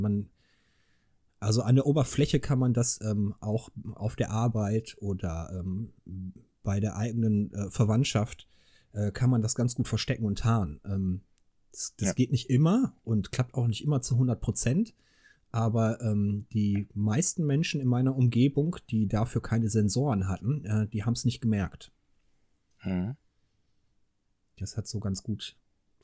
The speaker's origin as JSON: {"language": "German", "area": "Ruhr area", "region": "North Rhine-Westphalia", "country": "Germany", "tie": "born or raised there", "moved": "yes", "lives_now": "Engelskirchen, Germany", "said": "ich bin ja im Ruhrgebiet geboren worden"}